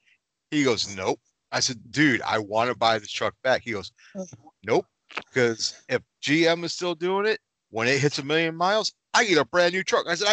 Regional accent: Michigan, United States; we're from Michigan and it's pronounced Myers, not Meyer.

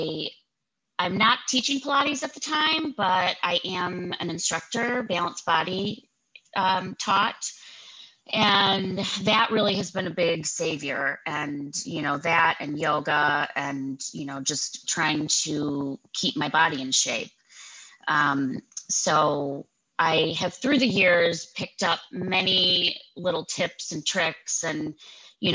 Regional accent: Cleveland, Ohio, United States; I was born in Cleveland. I'm a full-blown Clevelander.

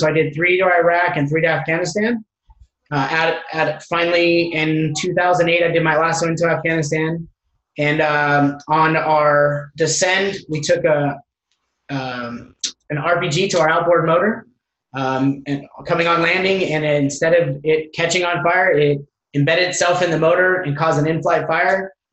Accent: Hesperia, California, United States; originally grew up in Southern California

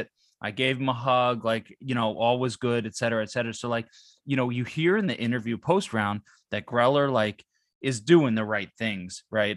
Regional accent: New Jersey, United States; moved away; I grew up in New Jersey where Wawa was life

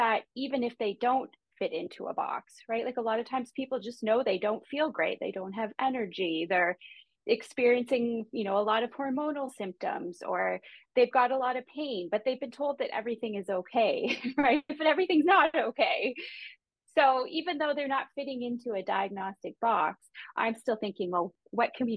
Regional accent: Canada; I'm a Canadian

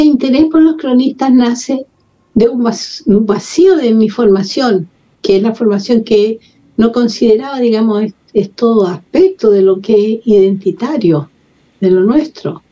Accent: Santiago, Santiago Metropolitan Region, Chile; moved away as an adult; also born or lived in Peru / Ecuador / France / Algeria; Yo soy nacida en Santiago de Chile hace no sé cuántas décadas. Estudié, me crié todo en, Santiago.

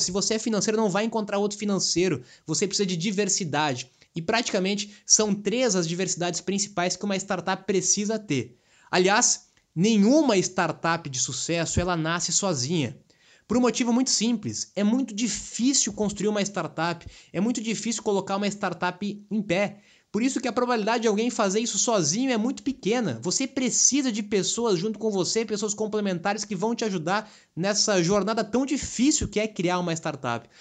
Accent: Brazil

